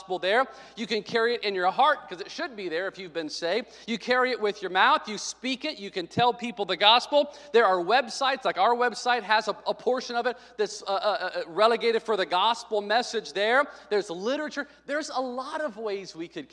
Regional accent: Arkansas, United States; moved away; When I was a kid growing up in Arkansas

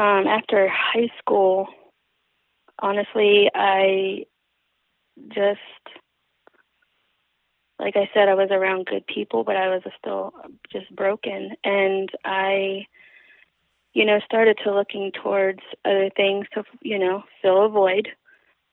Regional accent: Baltimore, Maryland, United States; moved away as an adult; also born or lived in Essex, Maryland / Greenville, Kentucky; growing up in Baltimore, kind of in the neighborhoods that I did

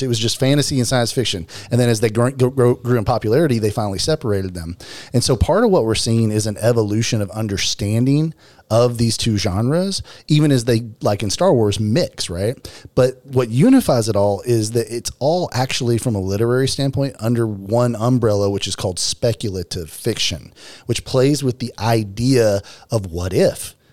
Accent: Arkansas, United States; I am from Arkansas.

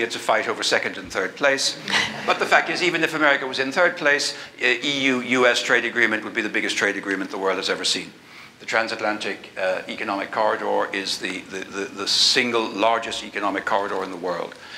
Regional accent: Ireland; being Irish

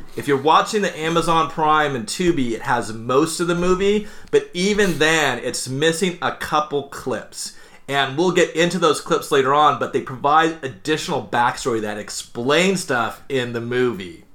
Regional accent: Anaheim, California, United States; I grew up in Anaheim

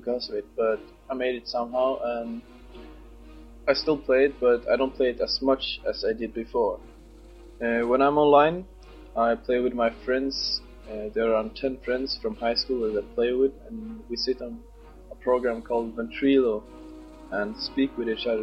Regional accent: Sweden; English is a second language; moved away as an adult; now in Scotland, United Kingdom; I'm from Sweden, 20 years old, and I'm living in Scotland now

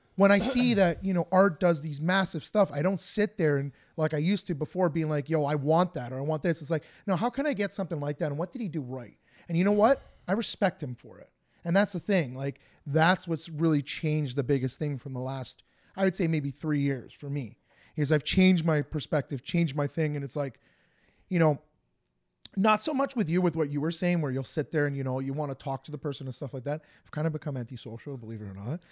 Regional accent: Woodbridge, Ontario, Canada; I'm from Woodbridge

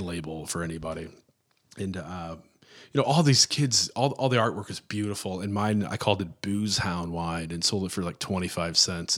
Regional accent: Florissant, Missouri, United States; I'm from Florissant, Missouri

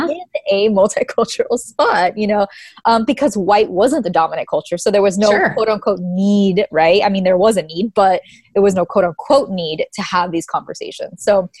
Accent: Miami, Florida, United States; moved away; also born or lived in Louisiana / California; growing up in Miami and then moving mm-hmm. to, you know, the subculture of white evangelicalism mm-hmm. in Louisiana

